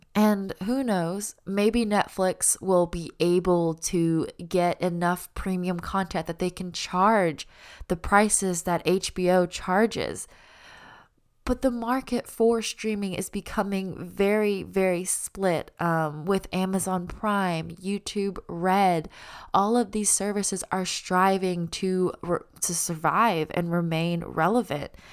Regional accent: Auburn, Alabama, United States; moved away as an adult; also born or lived in Los Angeles; I was born and raised in Auburn

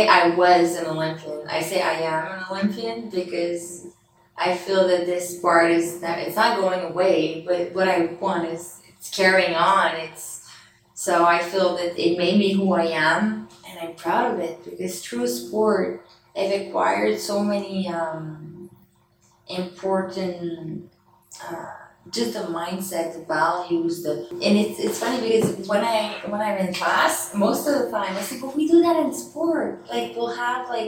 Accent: Canada; moved away as an adult; also born or lived in France; I came from Canada

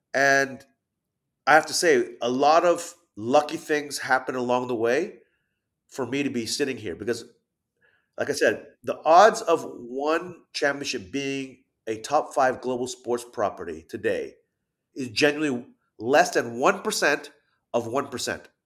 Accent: Thailand; moved away; I'm half Thai, half Japanese, even though I grew up in Thailand as a kid

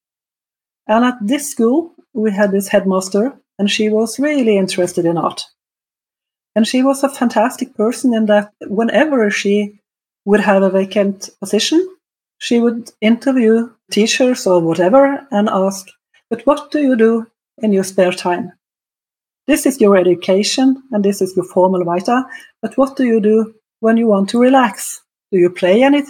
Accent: Norway

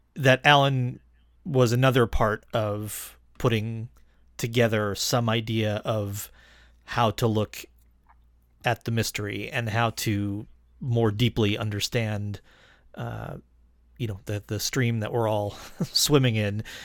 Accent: Rochester, New York, United States; I grew up in Rochester, New York in the eighties

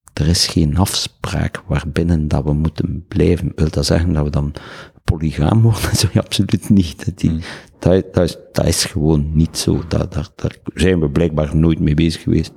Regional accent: Ghent, Flanders, Belgium; Ik ben opgevoed bij de Jesuites in Barbara College

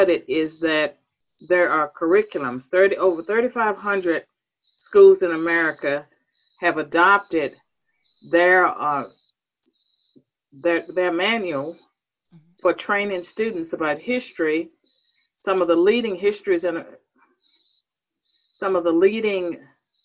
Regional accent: Virginia, United States; I was born and raised in Virginia

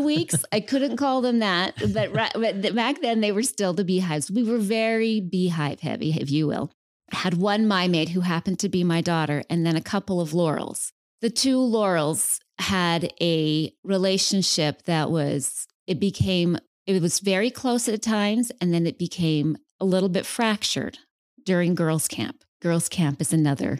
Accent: West Valley City, Utah, United States; moved away as an adult; now in Phoenix, United States; I am originally from Salt Lake, so I was born and raised in West Valley

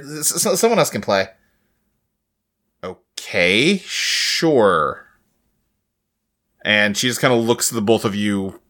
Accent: United States; born there; Because I was born in America!

